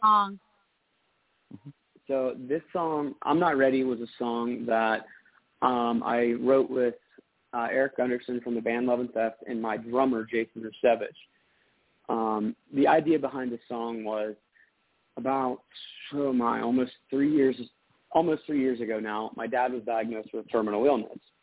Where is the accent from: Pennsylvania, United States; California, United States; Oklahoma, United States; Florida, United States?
Pennsylvania, United States; Pittsburgh; also born or lived in Butler, Pennsylvania; I'm from Pittsburgh